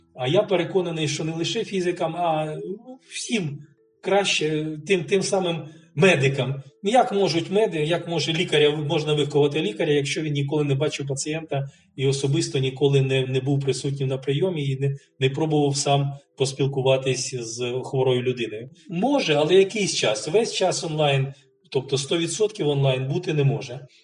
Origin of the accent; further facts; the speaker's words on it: Kharkiv, Kharkiv Oblast, Ukraine; 62-го року я народився в П'ятихатках, і до 94-го року я е, там жив